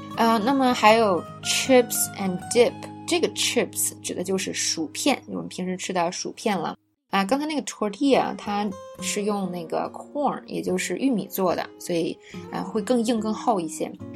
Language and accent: Chinese; China; 我们中国人